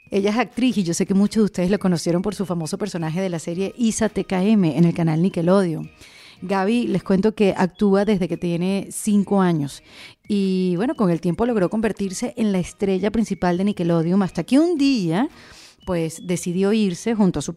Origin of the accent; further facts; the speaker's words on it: Venezuela; somos venezolanas